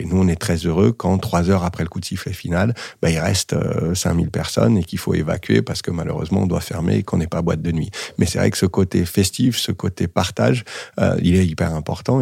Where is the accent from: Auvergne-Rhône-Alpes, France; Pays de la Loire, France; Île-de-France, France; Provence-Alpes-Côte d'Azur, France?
Auvergne-Rhône-Alpes, France; Saint-Étienne; now in Lyon, France; J'ai grandi et joué au foot à Saint-Etienne.